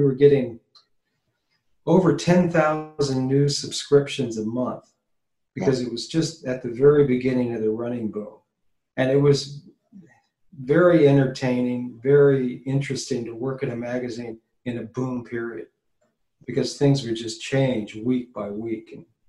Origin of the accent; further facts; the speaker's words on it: Arizona, United States; also born or lived in Hollywood; I'm from Arizona. Oh, no kidding. Yeah, I was born and raised here. And then in about 1975, I moved off to Hollywood to become a Hollywood reporter.